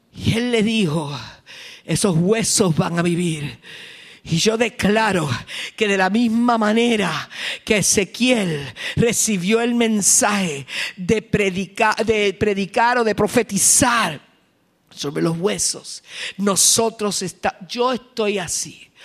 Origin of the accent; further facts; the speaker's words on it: Morovis, Puerto Rico; mi pueblo Morovis